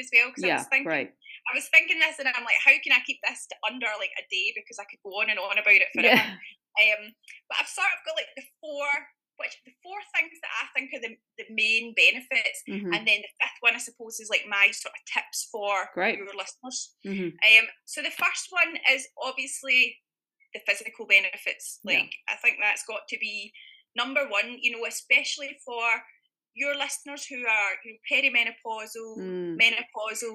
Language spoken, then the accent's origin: English; originally near Glasgow, Scotland, United Kingdom; now in Bavaria, Germany; as you can probably hear from my dulcet tones, I am from Scotland